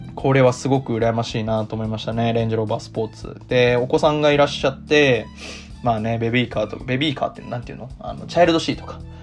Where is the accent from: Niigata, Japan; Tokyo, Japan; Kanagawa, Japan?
Tokyo, Japan; moved away as an adult; now in Osaka, Japan; 東京に住んで東京で育って今大阪に住んでる